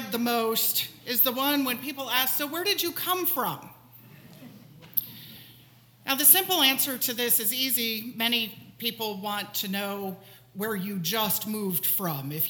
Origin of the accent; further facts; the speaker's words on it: Gainesville, Florida, United States; also born or lived in New Jersey / Indiana / Pennsylvania; Because I was born in New Jersey, but I was six months old when we moved to Indiana, and I was three years old when we moved to Pennsylvania, and I was eight years old when we moved to Florida, and I lived in Gainesville, Florida, which I, I, suppose I would consider my hometown